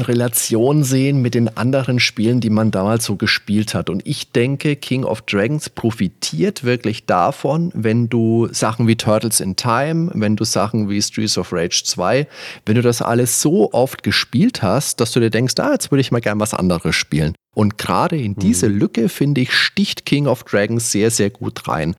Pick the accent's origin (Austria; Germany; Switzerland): Germany; Würzburg, Bavaria; das war bei uns in Würzburg